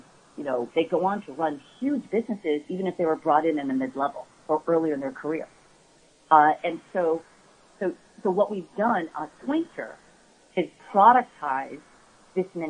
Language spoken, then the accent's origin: English; United States; I'm Korean. I'm the first person born in my family in the States